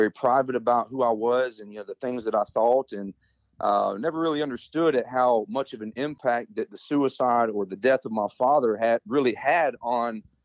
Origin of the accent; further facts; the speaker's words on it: Georgia, United States; also born or lived in Mississippi; my mother, my sister, and I, we moved from Mississippi here to Georgia